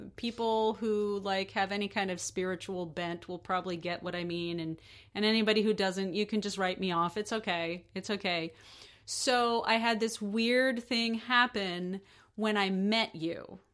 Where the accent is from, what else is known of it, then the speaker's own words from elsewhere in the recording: United States; I'm an American.